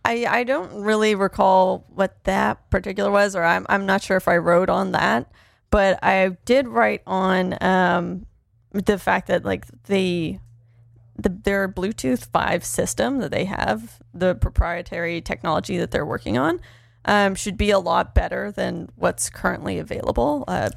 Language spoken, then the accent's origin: English; East Coast, Canada; Hey, I probably know you and your family, Jeremy. I'm from the East Coast too.